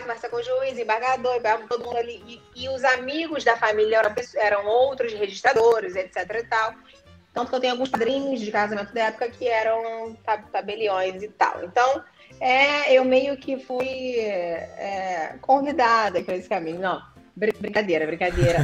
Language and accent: Portuguese; Rio de Janeiro, Brazil; porque eu sou carioca, falo caro